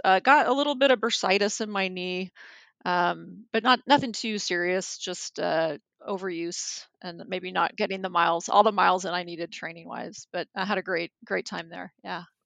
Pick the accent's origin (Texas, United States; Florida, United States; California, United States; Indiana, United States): California, United States; Anaheim; I grew up in Anaheim